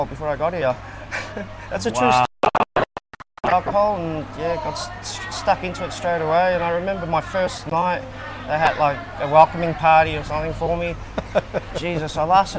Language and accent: English; Australia; accent: Aussie; moved away as an adult; now in Thailand; I was born in Australia